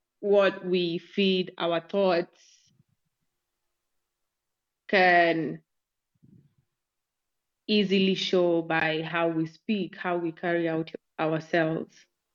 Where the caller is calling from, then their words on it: Nairobi, Kenya; I'm speaking from Nairobi, Kenya.